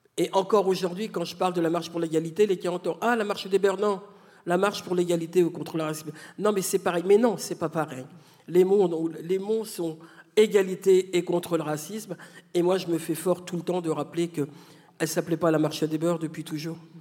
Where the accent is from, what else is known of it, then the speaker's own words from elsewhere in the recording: France; je suis née en France de parents algériens qui ne sont plus là